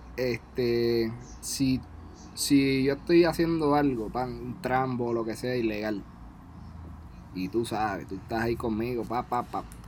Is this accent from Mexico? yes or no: no; Puerto Rico; moved away; somos seis boriguas